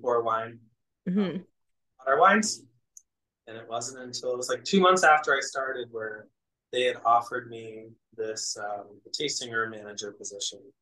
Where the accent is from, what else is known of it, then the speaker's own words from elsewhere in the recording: New Hampshire, United States; also born or lived in Philadelphia, Pennsylvania; now in Rochester, United States; I'm originally from New Hampshire. So I grew up in the Northeast.